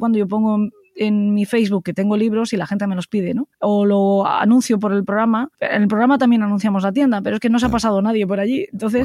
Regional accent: Spain; somos maravillosos los españoles

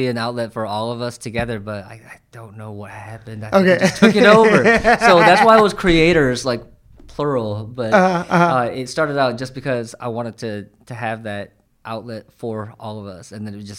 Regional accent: New York, United States; now in San Francisco Bay Area, United States; Yeah, I'm from New York, actually. And so I came out to the Bay about 5 years ago.

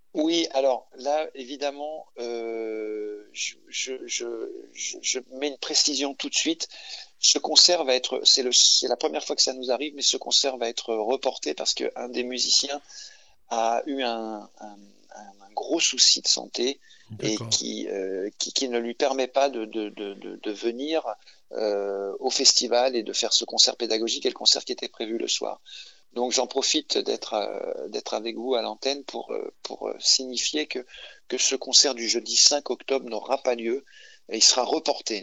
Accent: Paris, Île-de-France, France; moved away as an adult; je suis parisien de naissance et j'ai passé toute une grande partie de ma vie à Paris.

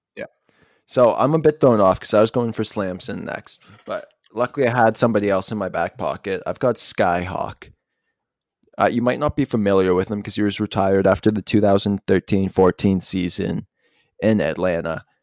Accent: Toronto, Ontario, Canada; born or raised there

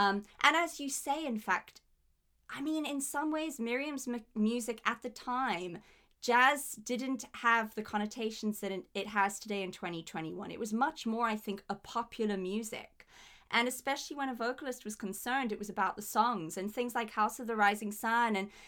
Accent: South Africa; I am South African, and I would have hesitation about approaching certain musics from the continent or the country purely because my ancestry is clearly not obviously African.

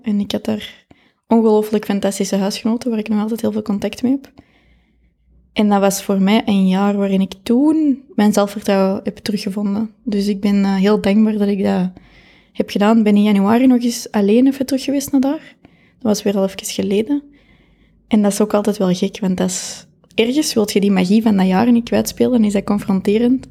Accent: Kapellen, Flanders, Belgium; Ik ben van Capelle.

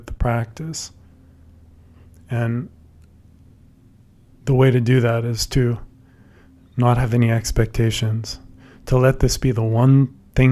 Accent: San Francisco Bay Area, California, United States; I grew up in the San Francisco Bay Area

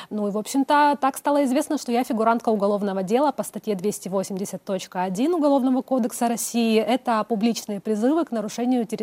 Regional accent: Crimea, Ukraine; also born or lived in Simferopol; Э, Красногвардейские районы, там моя э, родина, но перед тем, как я покинула Крым, я 10 лет прожила в Симферополе, то есть я считаю, это тоже такой мой родной город

